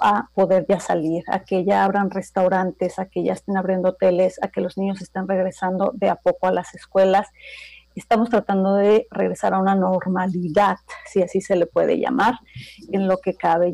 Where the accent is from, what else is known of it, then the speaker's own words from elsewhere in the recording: Toluca, State of Mexico, Mexico; first language Spanish; moved away as an adult; now in Hamburg, Germany; yo nací en la Ciudad de México, pero en realidad yo me crié en Toluca, ahí han vivido mis papás siempre, ahí crecí, ahí estudié prácticamente